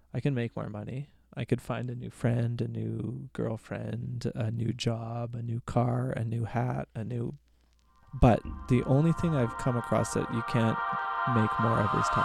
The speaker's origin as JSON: {"language": "English", "town": "Red Deer", "region": "Alberta", "country": "Canada", "tie": "born or raised there", "said": "I was born and raised in Red Deer"}